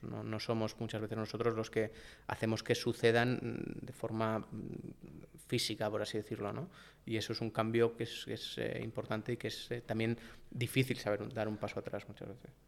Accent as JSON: {"language": "Spanish", "town": "Valladolid", "region": "Castile and León", "country": "Spain", "also_born_or_lived": "Madrid", "moved": "yes", "said": "yo soy de Valladolid"}